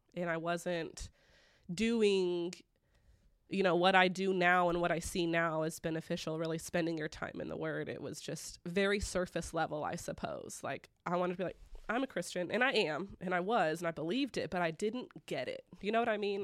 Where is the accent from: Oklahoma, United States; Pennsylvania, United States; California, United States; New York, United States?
Oklahoma, United States; Broken Arrow; I was raised here in Broken Arrow